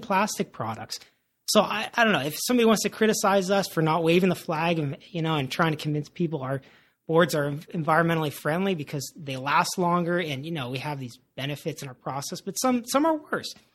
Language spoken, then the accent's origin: English; Santa Barbara, California, United States; Parker and I, when we grew up in Santa Barbara